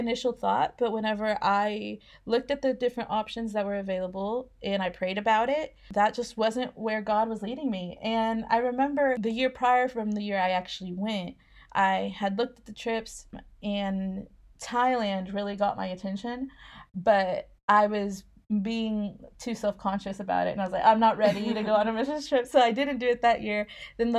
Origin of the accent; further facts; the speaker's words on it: Oklahoma, United States; moved away as an adult; also born or lived in Mexico; now in Scotland; I was born in Oklahoma, raised most of my life in Oklahoma, but I did live in Mexico when I was a kid for a while.